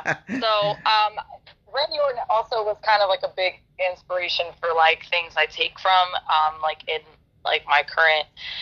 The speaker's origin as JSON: {"language": "English", "region": "Florida", "country": "United States", "tie": "born or raised there", "said": "And I grew up in Florida."}